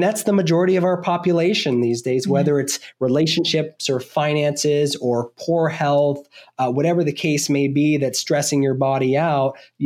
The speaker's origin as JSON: {"language": "English", "region": "Vermont", "country": "United States", "tie": "born or raised there", "said": "I was born and raised in Vermont. I grew up on a small dairy farm."}